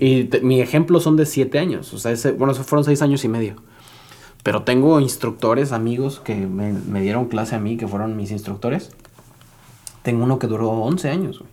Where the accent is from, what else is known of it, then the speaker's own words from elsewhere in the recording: San Luis Potosí, Mexico; also born or lived in Monterrey; vuelo en San Luis, que es mi ciudad donde yo nací